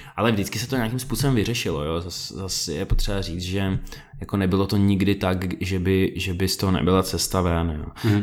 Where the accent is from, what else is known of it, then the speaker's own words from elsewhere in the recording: Prague, Czechia; also born or lived in Volgograd, Russia / Krasnodar, Russia / London, United Kingdom; mě sem odvezli rodiče, když mi bylo asi 8, takže od té doby já jsem žil v Praze